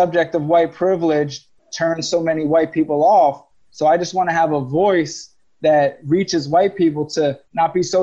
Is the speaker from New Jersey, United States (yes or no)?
yes; Rahway, New Jersey, United States; We come from Rahway, New Jersey, a place where it's not a lot of crime